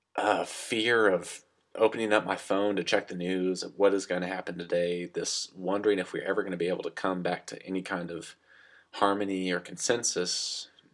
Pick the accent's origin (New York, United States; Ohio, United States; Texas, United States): Texas, United States; West; accent: goofy southern accent; now in Pennsylvania, United States; I come from West Texas, and I grew up with a Christian background